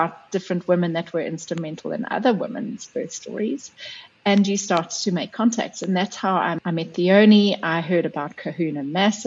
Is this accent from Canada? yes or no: no; South Africa; moved away as an adult; also born or lived in New Zealand; I am South African, but I lived overseas for quite a long time